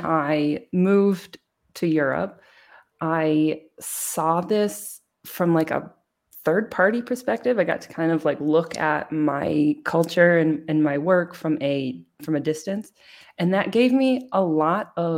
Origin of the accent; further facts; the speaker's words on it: United States; moved away as an adult; now in Germany; I'm an American